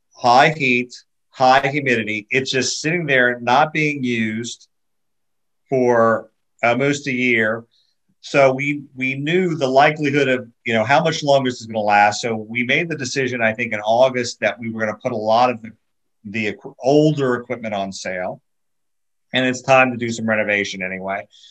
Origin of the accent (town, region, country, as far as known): United States; moved away as an adult; also born or lived in Florida; now in Puerto Rico